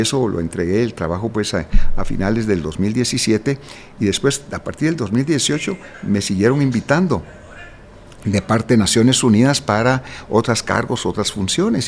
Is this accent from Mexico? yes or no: no; Guatemala; como guatemalteco